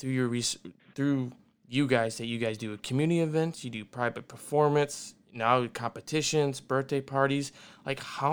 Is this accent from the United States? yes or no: yes; Michigan, United States; moved away; I come from Michigan and I'm proud where I'm come from